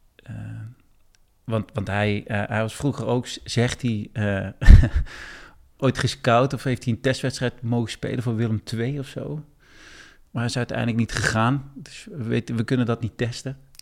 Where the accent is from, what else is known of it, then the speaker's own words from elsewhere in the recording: Eindhoven, North Brabant, Netherlands; accent: zachte G (soft G); now in Weesp, Netherlands; ik kom oorspronkelijk uit Eindhoven, dat kan je misschien een beetje horen, mijn zachte G.